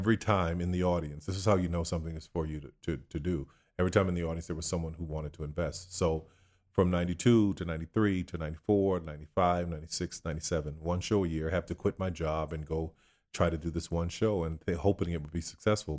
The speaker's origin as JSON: {"language": "English", "town": "New Orleans", "region": "Louisiana", "country": "United States", "tie": "born or raised there", "said": "Born and raised in New Orleans, Louisiana."}